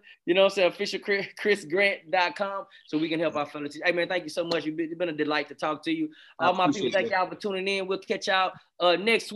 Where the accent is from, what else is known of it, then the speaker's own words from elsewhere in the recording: the South, United States; I'm from the South